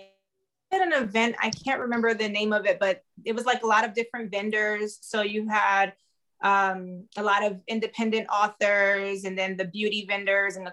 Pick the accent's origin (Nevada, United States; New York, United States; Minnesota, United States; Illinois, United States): New York, United States; New York City; moved away as an adult; now in California, United States; I was born in Brooklyn, New York. I currently reside in California. I've been here for 6 years now